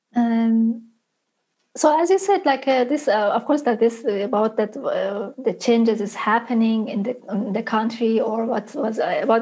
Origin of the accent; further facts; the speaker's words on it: Isfahan, Iran; my hometown to Isfahan